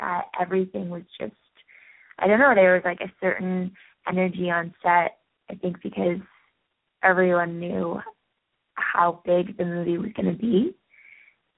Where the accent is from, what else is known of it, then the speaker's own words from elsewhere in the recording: Canada; moved away as an adult; also born or lived in England; now in Australia; I'm from Canada, and I have been in Australia for the past 7 months